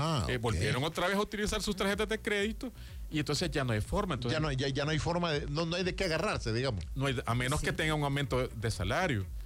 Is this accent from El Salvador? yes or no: yes; El Salvador; como todo un salvadoreño